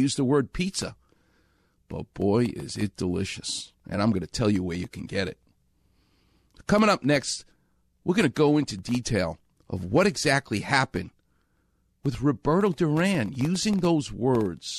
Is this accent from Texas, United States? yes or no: no; New York, United States; now in Los Angeles, United States; I'm from New York. I'm from Far Rockaway